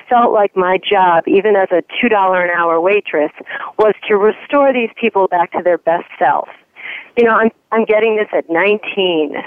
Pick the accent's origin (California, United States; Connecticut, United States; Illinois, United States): Illinois, United States; Chicago; I'm from the North Shore of Chicago